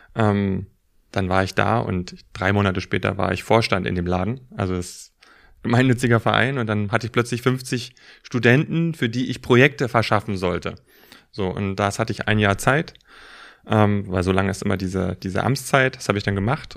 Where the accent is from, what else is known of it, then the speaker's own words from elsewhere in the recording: Berlin, Germany; Also ich bin ähm, ähm, auf der Ostseite groß geworden